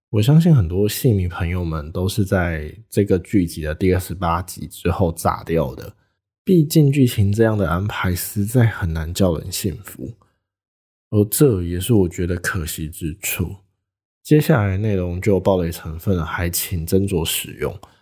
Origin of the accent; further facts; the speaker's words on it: Taitung, Taitung County, Taiwan; 小弟本人，就住在台东，也是土生土长的台东人